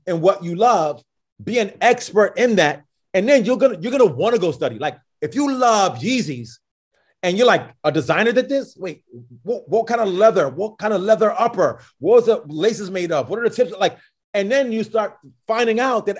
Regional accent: New York, United States; I'm a New Yorker

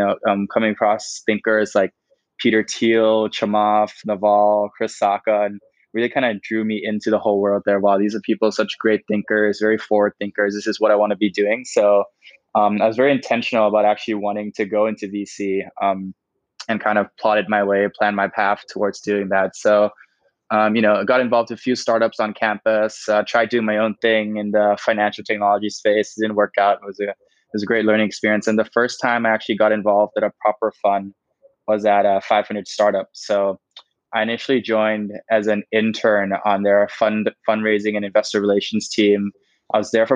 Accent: Bangkok, Thailand; also born or lived in Berkeley, United States; I grew up in Thailand, in Bangkok, lived here my whole life

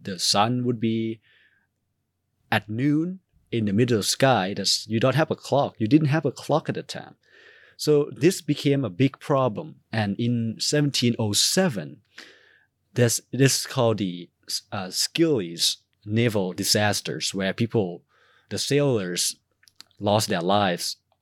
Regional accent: Thailand; moved away; I'm from Thailand

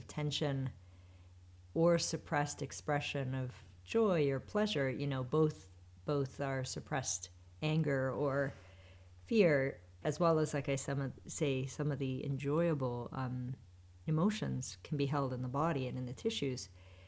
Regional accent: Western Canada, Canada; I grew up in Western Canada in the Canadian Rockies.

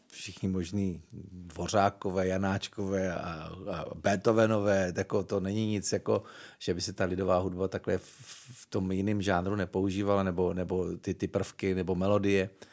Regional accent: Moravská Třebová, Pardubice Region, Czechia; also born or lived in Svitavy; now in Prague, Czechia; já jsem se narodil stejně ve Sitavách, kde vzniknul …. Bydlel jsem sice v Moravský Třebový, což je asi 18 km od Svitav

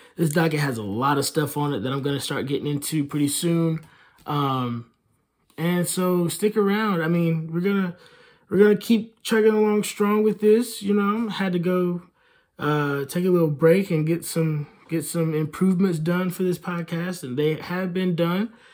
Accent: Hickory, North Carolina, United States; Dale Jarrett, who is from my hometown, lives a couple of miles away from me, because in Hickory, everybody lives a couple of miles away from everybody

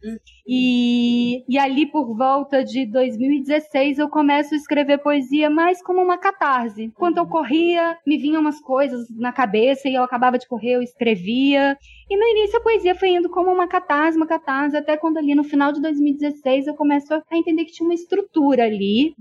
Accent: Brazil; Como brasileira

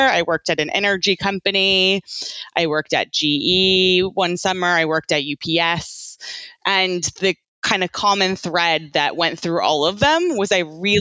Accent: Virginia, United States; moved away as an adult; also born or lived in Georgia; now in London, United Kingdom; I grew up in Virginia

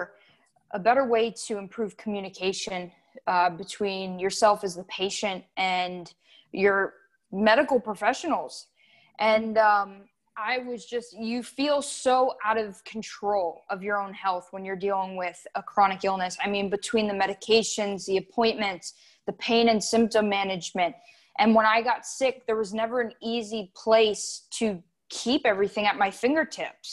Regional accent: South Florida, United States; I'm from South Florida, born and raised

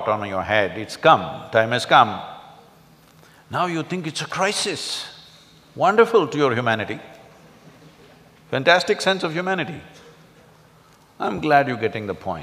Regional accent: India; I grew up around River Kaveri

